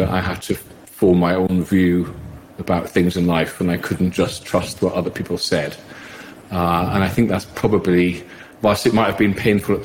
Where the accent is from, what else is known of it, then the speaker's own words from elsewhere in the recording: South Shields, North East England, United Kingdom; I grew up gay in South Shields